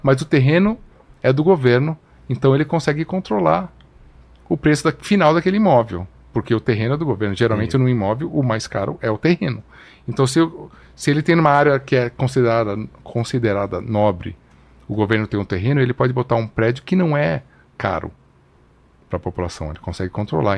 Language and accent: Portuguese; São Paulo, Brazil; brasileiro que cresci em São Paulo